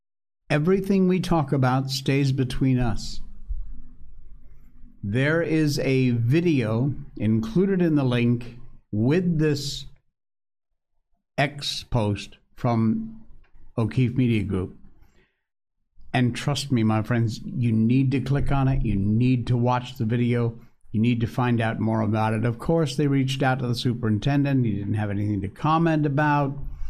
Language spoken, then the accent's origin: English; United States; now in China; Here where I live, chili sauce is the big thing, but I'm still an American patriot and I stick with my ketchup.